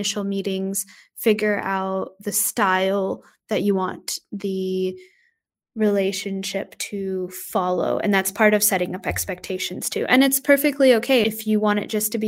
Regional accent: Texas, United States; moved away as an adult; now in Australia; I grew up in Texas

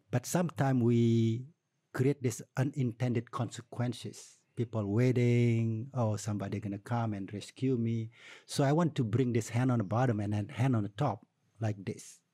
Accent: Tabanan, Bali, Indonesia; also born or lived in United States; from Tabanan, you know. So it's always attached with my community.

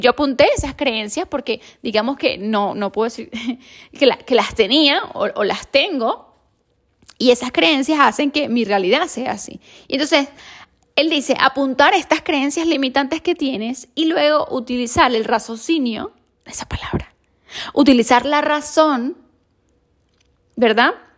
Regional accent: Venezuela; now in Spain; yo soy de Venezuela

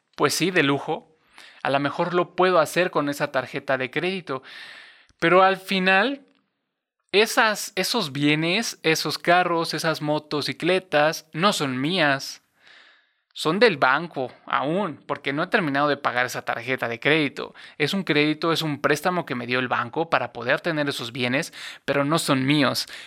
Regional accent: Cuernavaca, Morelos, Mexico; en Cuernavaca, en, Cuernavaca, Morelos, donde yo nací

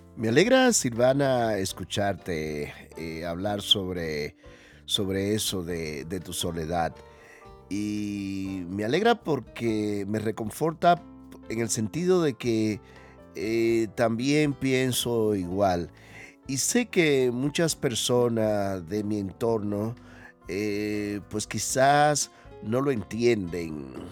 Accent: Dominican Republic; now in Spain; los dominicanos somos muy extrovertidos

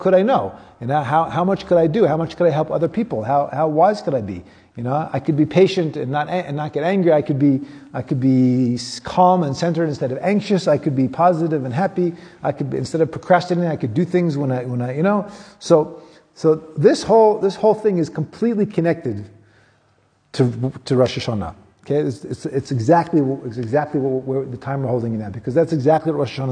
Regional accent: United States; now in South Africa; I grew up in America

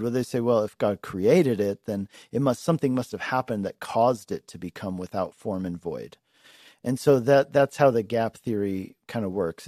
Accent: Longmont, Colorado, United States; Longmont, my hometown here.

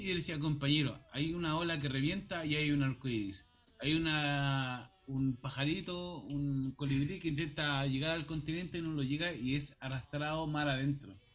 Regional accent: Chile; uno piensa ah, como chileno que siempre el Pacífico va...

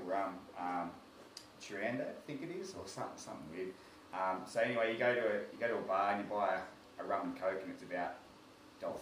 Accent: Lalbert, Victoria, Australia; I grew up in Lalbert

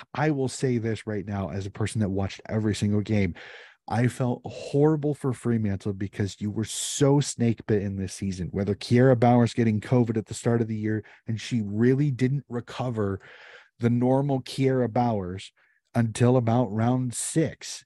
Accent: United States; As an American

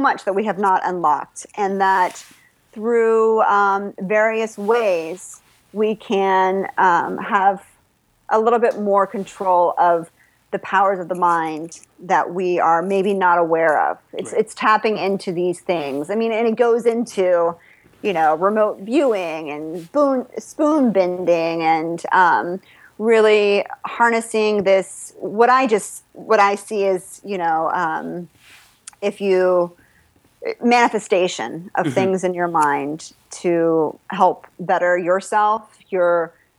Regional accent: Texas, United States; I grew up in Texas, Oliver, Texas.

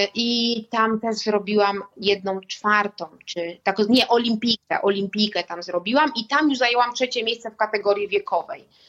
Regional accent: Warmian-Masurian Voivodeship, Poland; pochodzę z Mazur

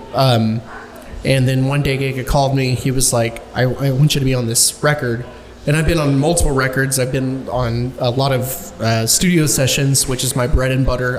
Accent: Dallas, Texas, United States; also born or lived in Duncanville, Texas; I'm an Oak Cliff native. I was born on Falls Drive

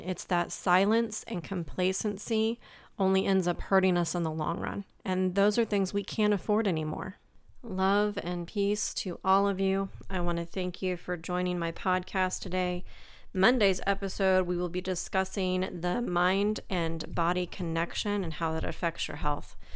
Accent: Midwest, United States; growing up in the Midwest

